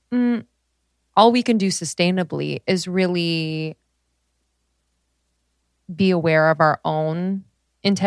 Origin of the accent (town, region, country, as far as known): United States